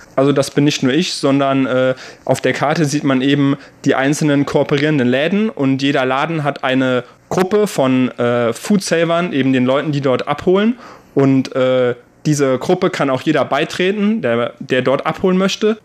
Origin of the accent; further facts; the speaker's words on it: Germany; moved away as an adult; now in Taiwan; bei uns in Deutschland